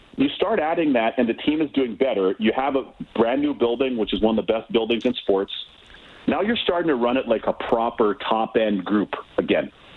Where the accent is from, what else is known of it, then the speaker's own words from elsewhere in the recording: Toronto, Ontario, Canada; I grew up in Toronto.